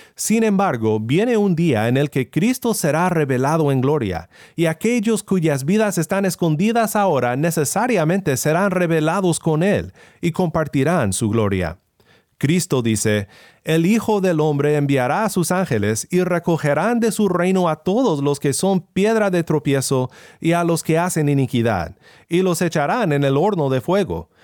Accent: Sinaloa, Mexico; Crecí en Sinaloa, en un pueblo rodeado por siembras de trigo y maíz

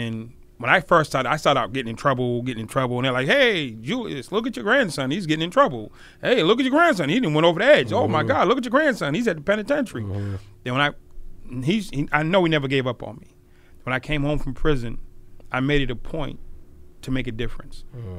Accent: Boston, Massachusetts, United States; I'm from Boston.

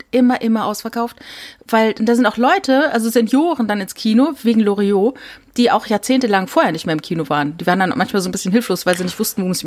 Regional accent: Saarland, Germany; Ja, oder ich Is, zum Beispiel Es, weil ich komme aus dem Saarland

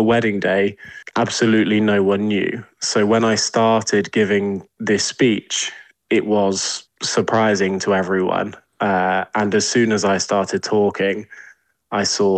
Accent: England, United Kingdom; accent: English; now in California, United States; My family, as you can probably tell from my accent, are English.

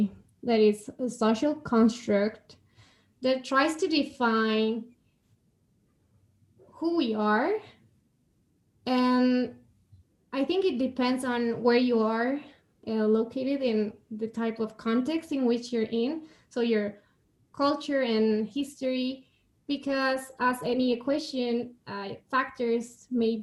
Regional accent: Guadalajara, Jalisco, Mexico; I am born and raised in Mexico in a city called Guadalajara, and I still live here.

